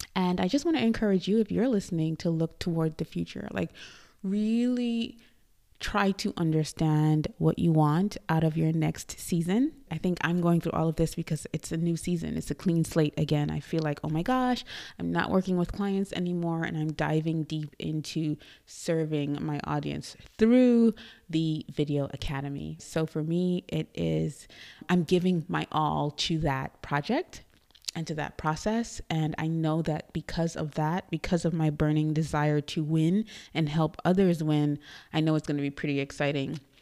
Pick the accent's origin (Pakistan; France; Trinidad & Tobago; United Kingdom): Trinidad & Tobago; moved away as an adult; also born or lived in New York, United States; now in Dallas, United States; I was born in Trinidad and Tobago. I am from Trinidad, which is a tiny island in the Caribbean, if you don't know. And I came to the U S